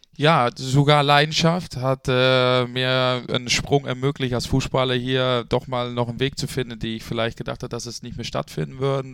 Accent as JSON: {"language": "German", "country": "Netherlands", "tie": "born or raised there", "also_born_or_lived": "Bremen, Germany", "moved": "yes", "lives_now": "Germany", "said": "gebürtiger Holländer"}